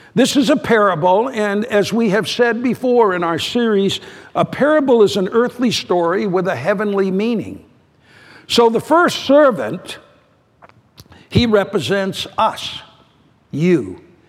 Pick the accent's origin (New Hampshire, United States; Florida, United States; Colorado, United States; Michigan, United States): New Hampshire, United States; New Hampshire, my home state.